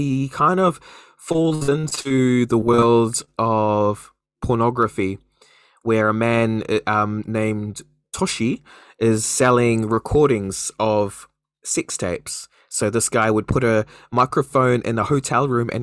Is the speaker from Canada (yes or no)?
no; New Zealand; a Kiwi